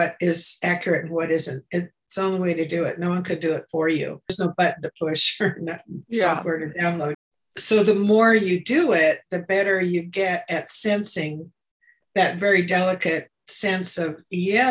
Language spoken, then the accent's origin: English; Escondido, California, United States; moved away as an adult; also born or lived in San Diego; I grew up in Escondido, which is a small conservative little town, very Christian